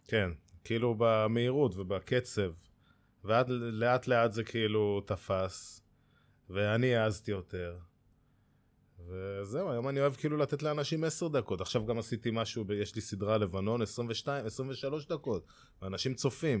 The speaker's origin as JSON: {"language": "Hebrew", "town": "Kfar Saba", "region": "Central District", "country": "Israel", "tie": "born or raised there", "said": "אני מכפר סבא, גולש כפר סבאי, וגרתי בשכונה שנקראת שכונת חיל הים"}